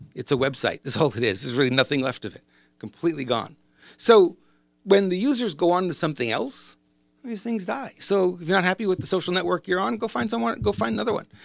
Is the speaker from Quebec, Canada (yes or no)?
yes; Montreal, Quebec, Canada; moved away; I grew up in Montreal. I know how cold it can get up there